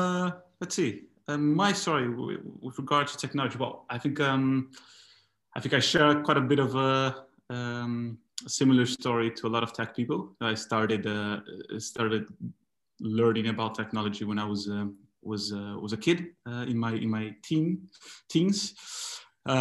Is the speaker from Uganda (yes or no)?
no; Brazil; moved away; also born or lived in Argentina; I'm originally from Brazil, but I was living in Argentina at the time. I lived about 16, 17 years there.